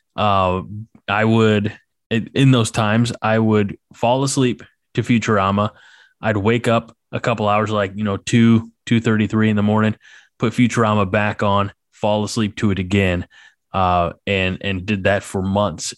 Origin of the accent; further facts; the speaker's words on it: near Saint Louis, Missouri, United States; I grew up near Saint Louis